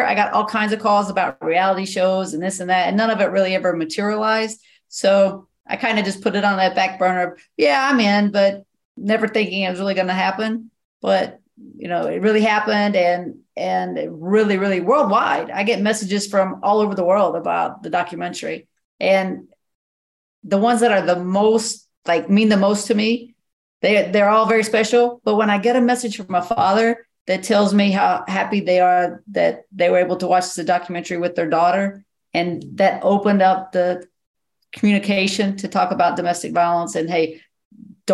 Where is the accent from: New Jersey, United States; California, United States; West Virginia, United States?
West Virginia, United States; near Beckley; I'm in Beckley, West Virginia, which is, you know, 25, 30 minutes from my hometown